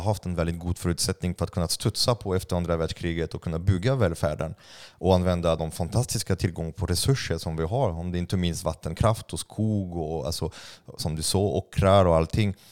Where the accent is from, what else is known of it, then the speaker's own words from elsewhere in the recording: France; Swedish is a second language; now in Sweden; jag är utl-, utlänning, jag är fransman